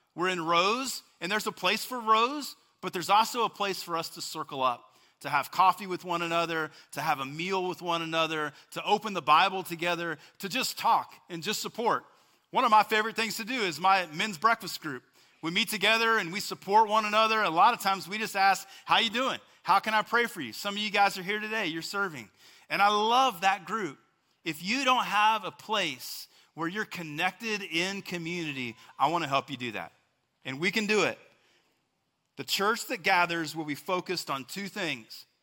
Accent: West Texas, United States; I'm from West Texas, and so we would say it this way

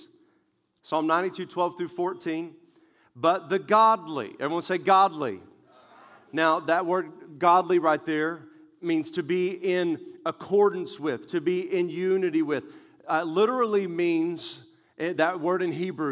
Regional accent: West Texas, United States; I grew up in West Texas where tumbleweeds are very normal

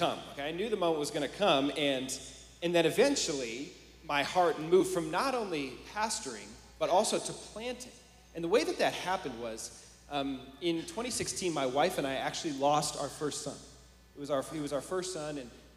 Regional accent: San Francisco, California, United States; I'm from the Bay Area, California, like San Francisco

